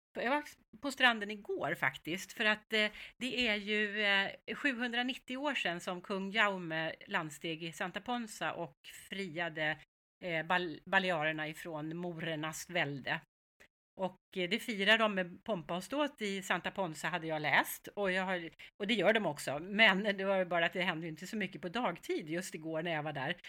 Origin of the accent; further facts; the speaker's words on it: Stockholm, Stockholm County, Sweden; also born or lived in Mallorca, Spain; vi är ju stockholmare